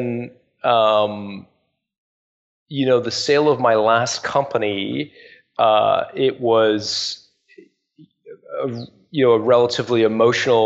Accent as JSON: {"language": "English", "country": "Canada", "tie": "born or raised there", "also_born_or_lived": "England", "said": "I was born there, and I moved when my parents were 5. I moved when I was 5, and my parents moved us as a family. They emigrated"}